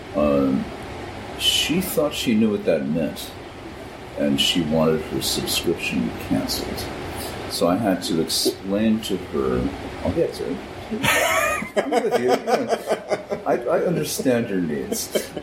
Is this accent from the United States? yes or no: yes; Clinton, Connecticut, United States; Clinton is the town where I was born, and that's on the Connecticut shoreline